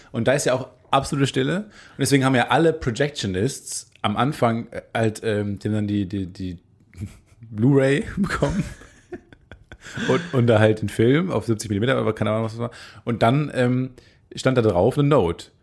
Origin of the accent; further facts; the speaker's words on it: Kamen, North Rhine-Westphalia, Germany; now in Cologne, Germany; ich komme ja aus Carmen, äh, direkt an den zwei Autobahnen, an der A1 und der A2